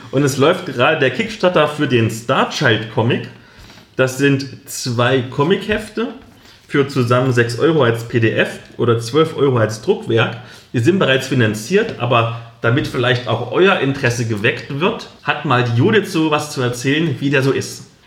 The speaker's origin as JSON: {"language": "German", "town": "Halle", "region": "Saxony-Anhalt", "country": "Germany", "moved": "yes", "said": "dem Plattenbau statt, aus dem ich komme, in dem ich gewohnt habe"}